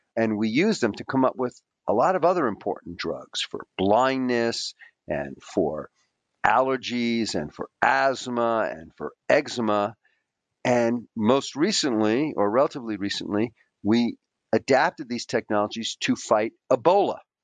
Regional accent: New York City, New York, United States; also born or lived in Queens; we were ordinary kids growing up in the New York City public school system. I was, you know, I grew up in a poor Greek immigrant family.

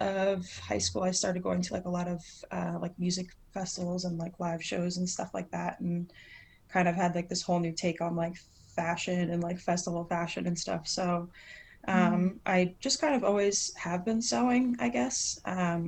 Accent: Pennsylvania, United States; I grew up in Pennsylvania in the mountains

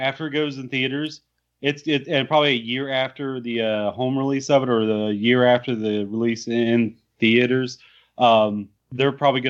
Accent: North Carolina, United States; Growing up in North Carolina

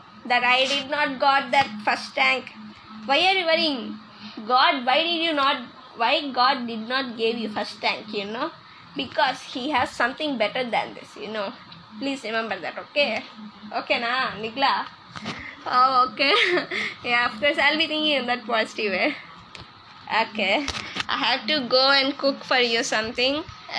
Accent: Andhra Pradesh, India; English is a second language; Because I'm from India, so I'm from Andhra Pradesh state.

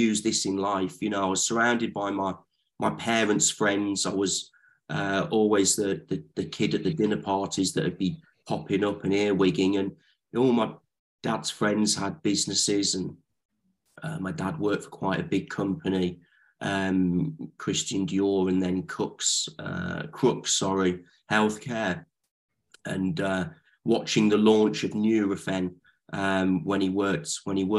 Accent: Lichfield, West Midlands, United Kingdom; moved away as an adult; also born or lived in Leeds; now in London, United Kingdom; I grew up in Lichfield

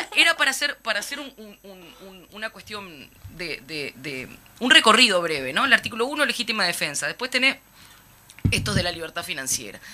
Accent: Uruguay; como uruguayos y uruguayas

